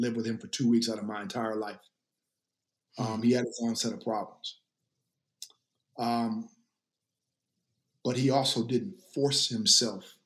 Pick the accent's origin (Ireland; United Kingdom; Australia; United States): United States; the South; I was raised in the South for my formative years